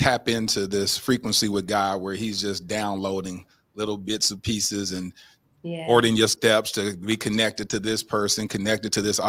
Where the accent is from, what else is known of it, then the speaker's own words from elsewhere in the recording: Dallas, Texas, United States; I was born and raised here, born and raised in Dallas, Texas. So this is home.